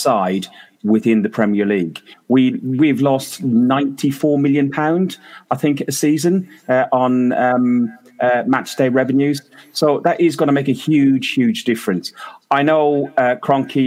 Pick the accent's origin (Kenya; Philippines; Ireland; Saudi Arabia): Ireland; as an Irishman